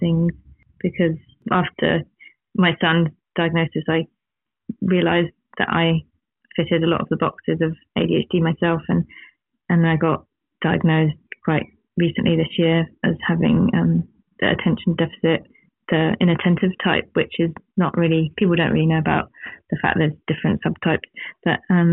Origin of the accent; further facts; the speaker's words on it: England, United Kingdom; now in New Zealand; coming from England but living here and feeling like this is home but also England's home, and my children are from here but we're from England